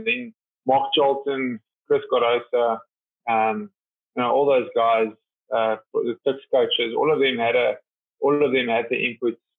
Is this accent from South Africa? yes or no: yes; Vereeniging, Gauteng, South Africa; Yeah, yeah. Well, started there. Um, I mean, it was very nice.